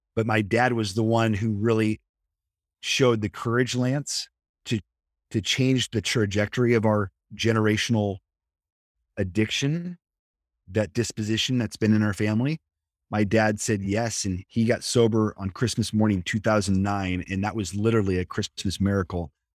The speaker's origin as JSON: {"language": "English", "region": "Nebraska", "country": "United States", "tie": "born or raised there", "also_born_or_lived": "Kansas", "moved": "as an adult", "lives_now": "San Diego, United States", "said": "I grew up in the Midwest, I'm from Nebraska"}